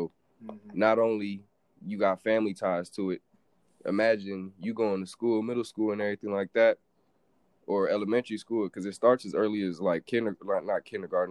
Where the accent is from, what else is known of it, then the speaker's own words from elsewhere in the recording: Los Angeles, California, United States; moved away; I'm from South Central LA. For those of you who don't know, that's partly one of the more rougher parts of LA County